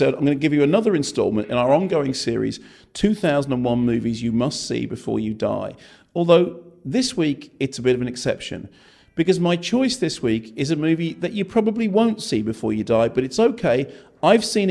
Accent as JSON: {"language": "English", "area": "Finchley", "region": "London", "country": "United Kingdom", "tie": "born or raised there", "said": "I grew up in Finchley"}